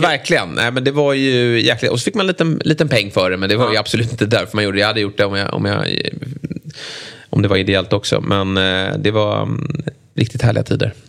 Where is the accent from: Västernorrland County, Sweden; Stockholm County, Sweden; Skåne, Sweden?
Stockholm County, Sweden; Lidingö; jag var med i Lidinges eh, där jag är uppvuxen